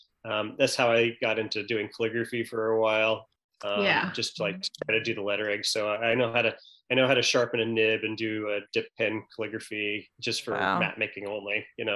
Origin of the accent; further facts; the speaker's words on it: the Oregon coast, United States; moved away as an adult; also born or lived in upstate New York; now in New York, United States; I live in New York with my wife and my 12-year-old son. I grew up on the Oregon coast, but I came out here for college.